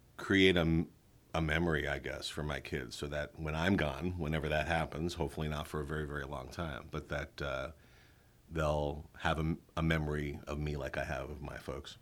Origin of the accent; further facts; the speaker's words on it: New York City, New York, United States; moved away; also born or lived in Westchester County, New York; I was born and raised in East Flatbush, Brooklyn, the youngest of three sons. Okay. And uh, we moved to the suburbs when I was in elementary school